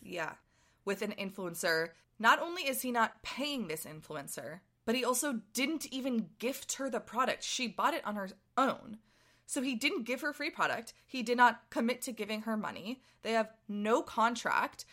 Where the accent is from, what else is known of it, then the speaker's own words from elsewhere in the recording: Boston, Massachusetts, United States; someone who grew up in Boston